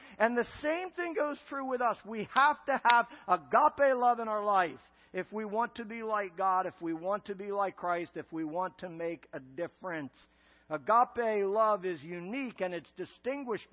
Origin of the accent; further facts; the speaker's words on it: Philadelphia, Pennsylvania, United States; moved away; I'm from the Philadelphia area of Pennsylvania